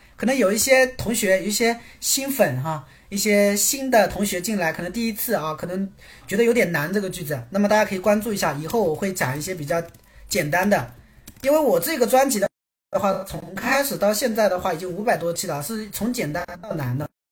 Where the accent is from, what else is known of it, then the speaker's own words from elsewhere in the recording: Quzhou, Zhejiang, China; moved away as an adult; 我家在，你们有没有听过浙江衢州？有没有听过浙江衢州？我老家是衢州的